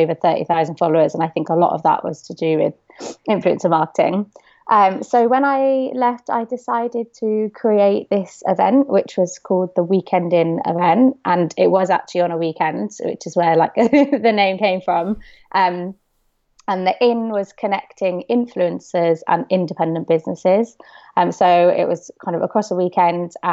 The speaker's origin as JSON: {"language": "English", "town": "Bristol", "region": "South West England", "country": "United Kingdom", "said": "So I'm from Bristol"}